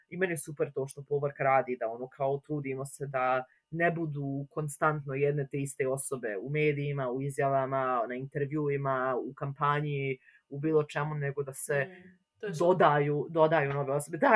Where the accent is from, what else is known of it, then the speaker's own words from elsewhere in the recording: Bosnia & Herzegovina; also born or lived in Tuzla; ako dolazim iz Bosne i Hercegovine